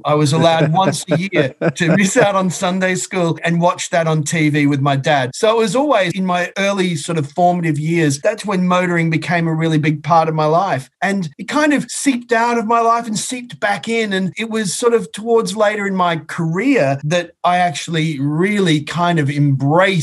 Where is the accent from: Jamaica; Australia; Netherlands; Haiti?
Australia; Brisbane, Queensland; moved away as an adult; now in United Kingdom; I grew up in Brisbane